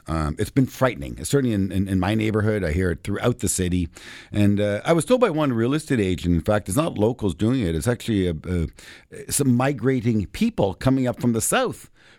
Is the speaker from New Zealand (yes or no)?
no; Canada; So as a Canadian, insurance legislation is a country of origin, I believe, product.